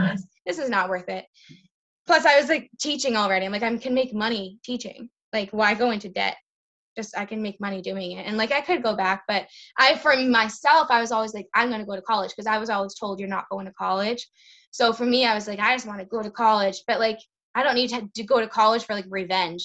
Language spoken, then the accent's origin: English; Lowell, Massachusetts, United States; moved away as an adult; also born or lived in Ayer, Massachusetts; now in Worcester, United States; I grew up in Lowell, and then getting married brought me to the Ayer area